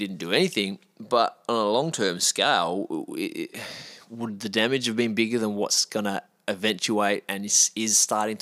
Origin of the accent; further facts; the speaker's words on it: Australia; as an Australian